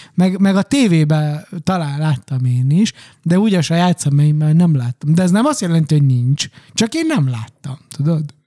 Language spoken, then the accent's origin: Hungarian; Transylvania, Romania; moved away; Románia az én eredeti hazám, a szülőföldem, jó, azon belül Erdély